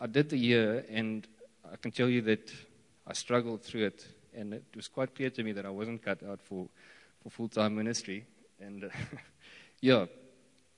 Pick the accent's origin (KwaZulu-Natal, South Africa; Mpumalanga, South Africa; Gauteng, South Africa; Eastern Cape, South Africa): Eastern Cape, South Africa; I grew up around here in Stadtrein, and after finishing school, I went to study in the Western Cape